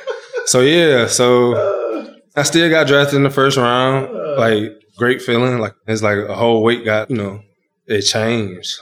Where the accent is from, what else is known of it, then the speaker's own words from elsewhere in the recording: Dry Branch, Georgia, United States; moved away as an adult; also born or lived in Michigan; in my hometown at my grandparents' house